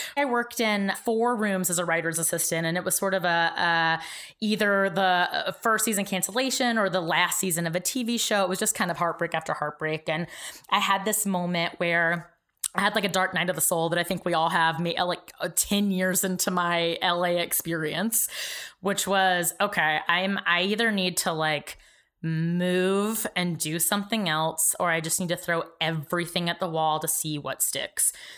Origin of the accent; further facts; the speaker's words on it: Georgia, United States; moved away as an adult; I grew up in Georgia.